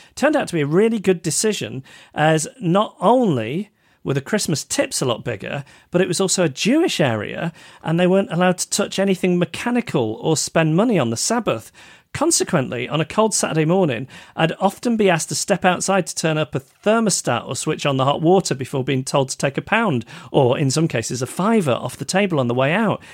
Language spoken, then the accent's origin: English; United Kingdom; us Brits